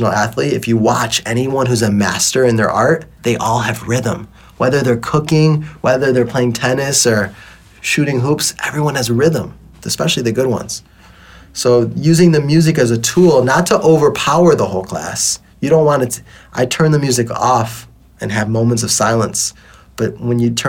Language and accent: English; Detroit, Michigan, United States; now in Bali, Indonesia; You know, I grew up in Detroit